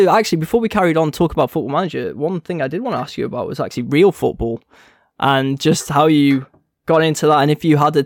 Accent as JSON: {"language": "English", "region": "Wales", "country": "United Kingdom", "said": "I'm Welsh"}